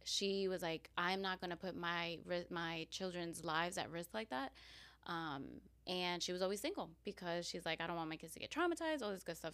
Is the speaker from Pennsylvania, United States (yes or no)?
no; New York City, New York, United States; also born or lived in Queens, New York; I was born in Queens, New mm-hmm. York, but because of some issues, some uh, family issues, uh, we had to move to Staten Island uh, when I was two